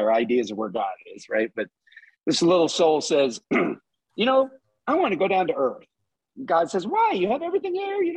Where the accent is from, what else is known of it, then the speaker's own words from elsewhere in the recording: Southeast Texas, United States; I grew up in Southeast Texas.